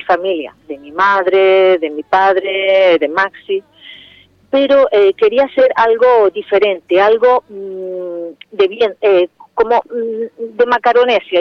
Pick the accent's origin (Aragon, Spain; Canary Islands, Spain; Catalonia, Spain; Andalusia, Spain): Canary Islands, Spain; Canarias y por mi tierra